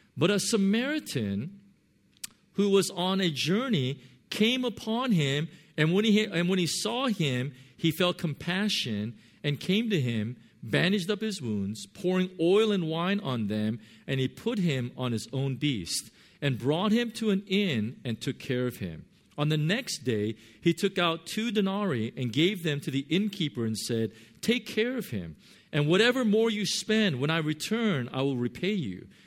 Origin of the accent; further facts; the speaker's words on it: Southern California, United States; now in Hong Kong; I'm from Southern California.